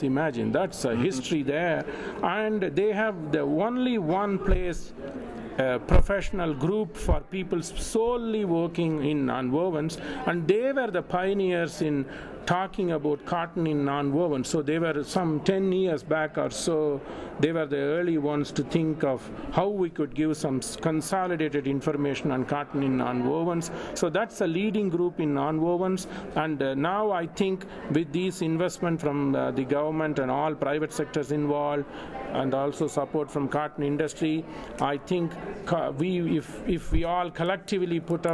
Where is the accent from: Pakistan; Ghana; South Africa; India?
India; moved away as an adult; also born or lived in Leeds, England; now in Lubbock, United States; I was born in India. I had my basic Bachelor of Technology Engineering education in textile materials, master's in India.